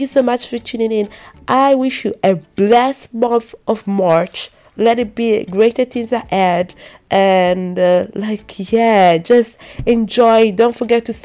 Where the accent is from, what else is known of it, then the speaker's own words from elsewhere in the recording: Italy; growing up in Italy without having my grandparents